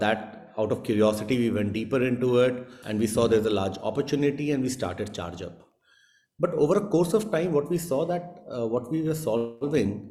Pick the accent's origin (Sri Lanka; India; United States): India